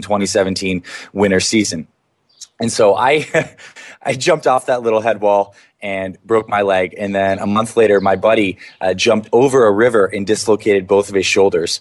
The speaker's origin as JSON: {"language": "English", "country": "Canada", "tie": "born or raised there", "said": "I grew up in Canada."}